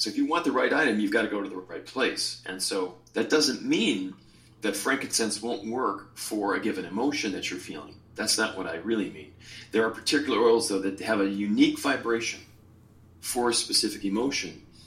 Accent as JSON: {"language": "English", "town": "Chicago", "region": "Illinois", "country": "United States", "tie": "born or raised there", "also_born_or_lived": "Hawaii", "moved": "yes", "said": "my soul's from Hawaii, although I was born in Chicago"}